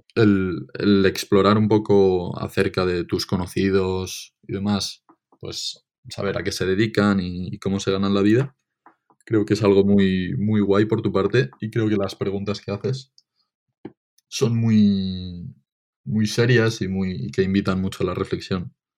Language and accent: Spanish; Benicàssim, Valencian Community, Spain; Benicassim, porque es de donde soy